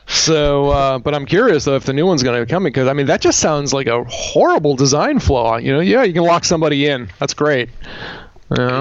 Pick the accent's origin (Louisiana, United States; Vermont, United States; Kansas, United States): Vermont, United States; Bethel; I was a JP in in my hometown of Bethel